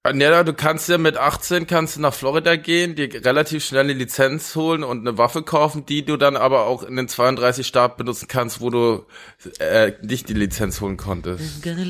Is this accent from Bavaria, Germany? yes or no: yes; near Munich, Bavaria, Germany; ich bin ja da, wo ich aufgewachsen bin bei München, da, mit den FC Bayern Spielern wirklich direkt aufgewachsen